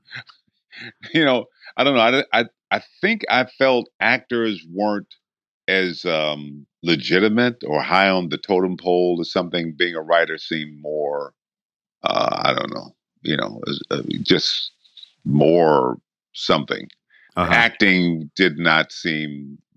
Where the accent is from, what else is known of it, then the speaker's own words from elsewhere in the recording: Benton Harbor, Michigan, United States; I grew up in Michigan